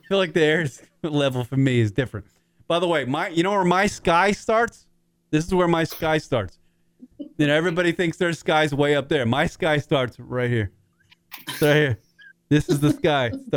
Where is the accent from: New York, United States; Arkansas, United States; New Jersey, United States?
New York, United States; I'm from New York